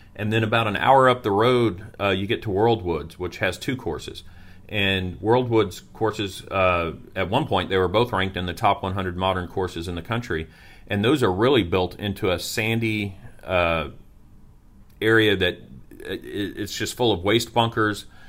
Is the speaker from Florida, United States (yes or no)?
yes; Niceville, Florida, United States; my hometown of Niceville